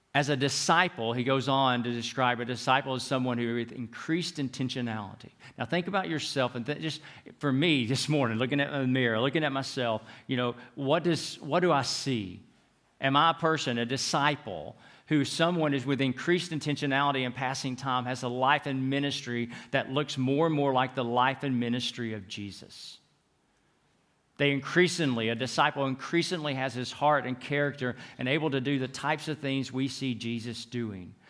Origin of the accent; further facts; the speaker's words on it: United States; in the United States where I'm from